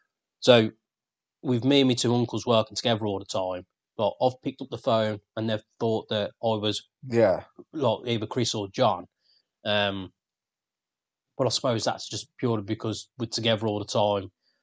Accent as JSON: {"language": "English", "town": "Birmingham", "region": "West Midlands", "country": "United Kingdom", "accent": "Brummie", "said": "they can tell I'm a Brummie, but it's not as thick as most of us"}